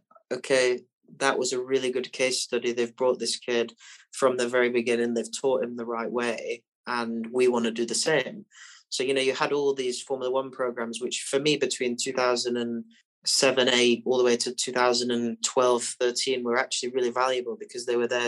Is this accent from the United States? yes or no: no; Barnsley, Yorkshire and the Humber, United Kingdom; I grew up in Barnsley